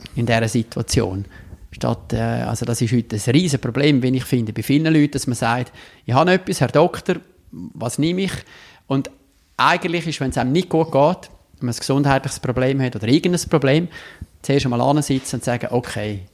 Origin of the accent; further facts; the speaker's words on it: Davos, Graubünden, Switzerland; now in Rapperswil-Jona, Switzerland; Ich bin in Tafos geboren und aufgewachsen